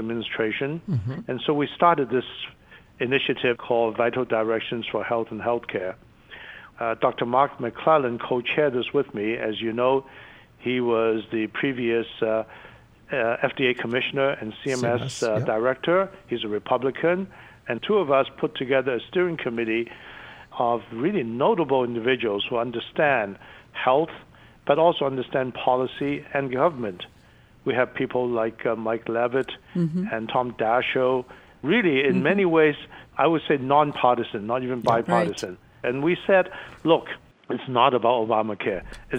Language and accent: English; China; born there; English is a second language; moved away; also born or lived in Hong Kong; as you know, I was born in China, mm-hmm. and my family and I left, you know, the border to Hong Kong. And then I was fortunate enough to come over here to study.